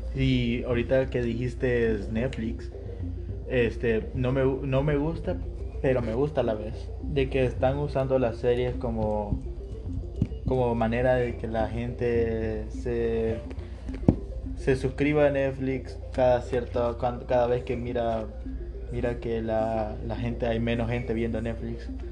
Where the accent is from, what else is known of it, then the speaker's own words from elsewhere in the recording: Honduras; somos hondureños